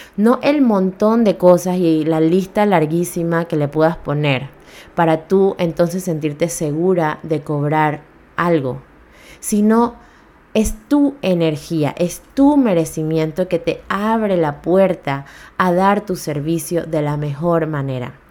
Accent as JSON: {"language": "Spanish", "country": "Panama"}